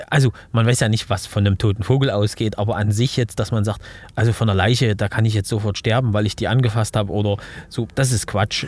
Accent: Leipzig, Saxony, Germany; in meiner Heimatstadt in Leipzig.

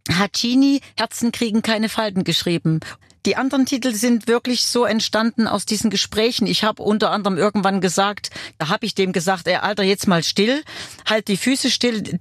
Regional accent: Weimar, Thuringia, Germany; moved away as an adult; Ich komme zurück in meine Heimatstadt.

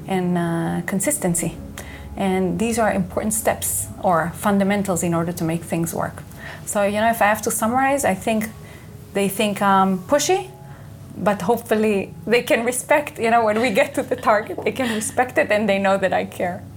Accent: Israel; English is a second language; moved away as an adult; I was born and raised here in Israel.

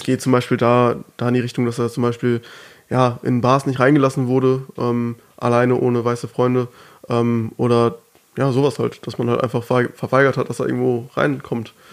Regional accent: Germany; first language German; dass ich gut Deutsch spreche, obwohl ja. ich ja hier geboren bin. Ähm, Deutsch meine Muttersprache ist

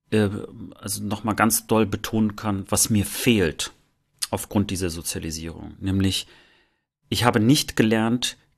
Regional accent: East Germany, Germany; Und ich, ich glaube auch, dass wir dort als, als Ostdeutsche in der Tat ein bisschen lange Zeit einfach hinterherhinken.

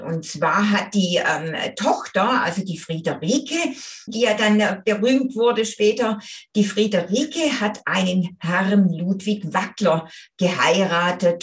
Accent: Göppingen district, Baden-Württemberg, Germany; Wir sind ja quasi in der Nachbarschaft zusammen aufgewachsen

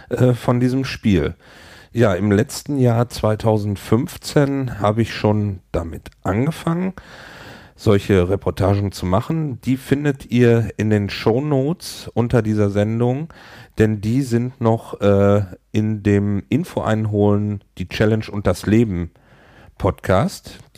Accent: Hamburg, Germany; ich komme aus Hamburg

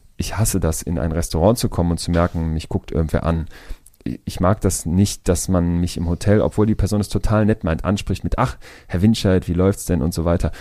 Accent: Germany; als Deutscher

